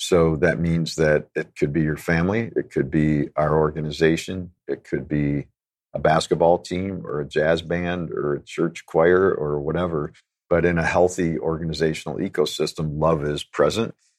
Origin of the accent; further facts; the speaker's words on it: Chicago, Illinois, United States; I'm a city kid, so I grew up in Chicago, completely disconnected from nature